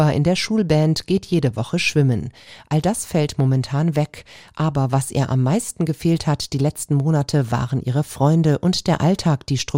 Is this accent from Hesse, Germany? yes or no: yes; Großenlüder, Hesse, Germany; Es ist nicht weit für uns uns, wir sind aus Großen Lüder, aber sobald wir einmal über den Berg sind, ist es wie Urlaub hier anzukommen.